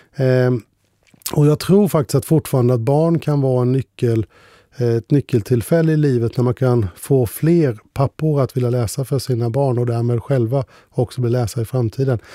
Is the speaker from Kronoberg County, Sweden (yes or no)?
yes; Ljuder parish, Kronoberg County, Sweden; Ljuder socken, det är min hemkommun, fast jag kommer andra änden. Så alla uttryck där om däka, lue etc. Det var en del av mitt språk